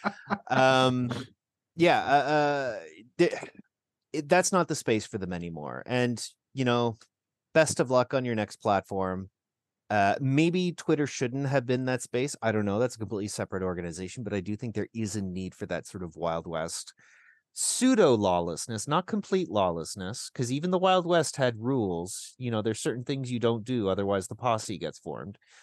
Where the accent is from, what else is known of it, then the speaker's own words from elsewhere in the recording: Burlington, Ontario, Canada; I grew up in Burlington. There's a lot of Latvians in Southern Ontario